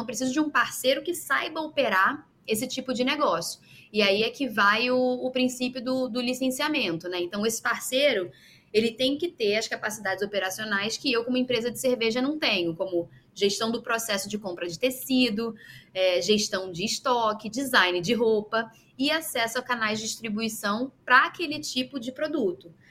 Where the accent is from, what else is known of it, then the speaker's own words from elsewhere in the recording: Rio de Janeiro, Brazil; moved away as an adult; now in Belgium; eu sou carioca, eu nasci no Rio